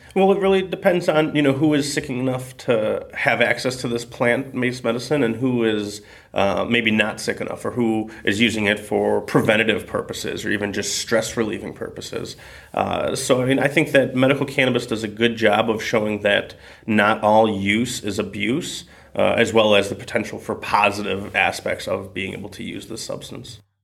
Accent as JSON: {"language": "English", "town": "Springfield", "region": "Illinois", "country": "United States", "also_born_or_lived": "Vancouver, British Columbia", "said": "I am from Springfield, Illinois"}